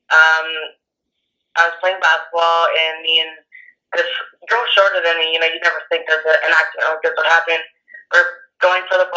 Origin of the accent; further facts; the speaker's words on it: Winnemucca, Nevada, United States; I currently live in Nevada I'm from Winnemucca. It's a really, really small town. Um, you can drive to it within a couple minutes.